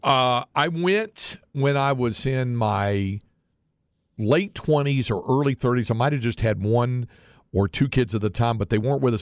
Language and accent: English; Greensboro, North Carolina, United States; moved away as an adult; also born or lived in Dallas-Fort Worth Metroplex, Texas / California; now in Texas, United States; I grew up in North Carolina